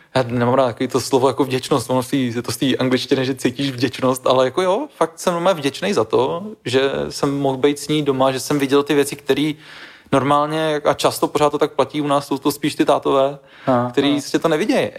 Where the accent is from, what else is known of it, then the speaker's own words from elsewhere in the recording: Žatec, Ústí nad Labem Region, Czechia; Já jsem z no. Ústeckého kraje, Liťák je Ústecký kraj, sice trošku ten jiný Ústecký kraj, než ten, já jsem ze Žace, takový ten jako most Chomutov, Louny